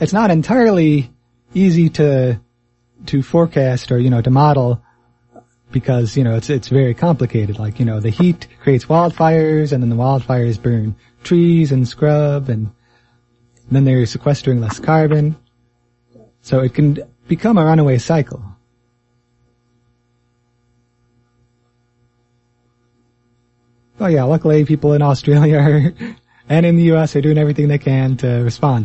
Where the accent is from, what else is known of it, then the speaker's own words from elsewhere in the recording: United States; I feel similarly as an American